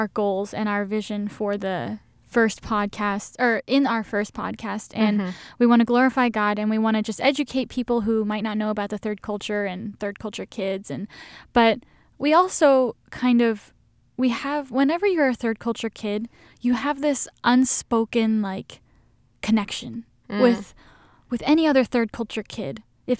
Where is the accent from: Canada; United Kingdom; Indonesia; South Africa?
Indonesia; English is a second language; when people really know I grew up in Asia and went to Indonesian school, they're like, what? How can you even speak English?